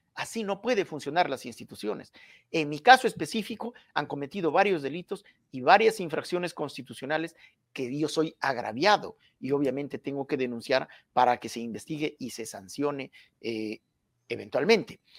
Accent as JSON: {"language": "Spanish", "area": "Hualgayoc province", "region": "Cajamarca", "country": "Peru", "said": "yo soy de Cajamarca, provincia de Hualgayoc, y además estudié sociología en Cajamarca"}